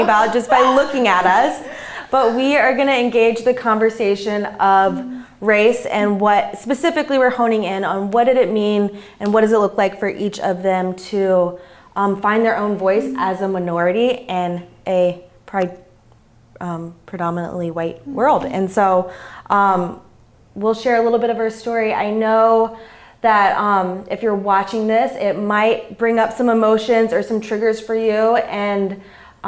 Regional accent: Richmond, Virginia, United States; moved away; I grew up in the South. I grew up in Richmond, Virginia

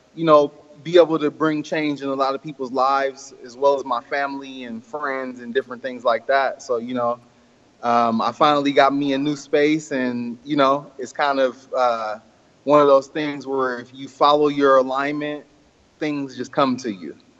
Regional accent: Oakland, California, United States; I was born and raised in Oakland, uh-huh. California

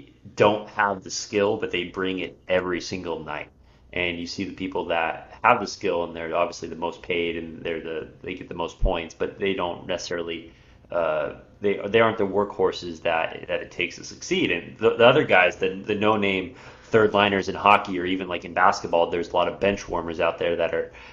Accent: California, United States; I'm from California

